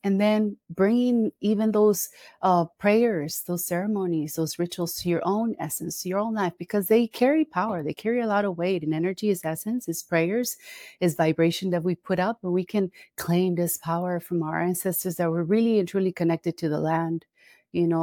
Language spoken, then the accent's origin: English; Costa Rica; I'm here in Costa Rica. This is where I live. This is where I'm from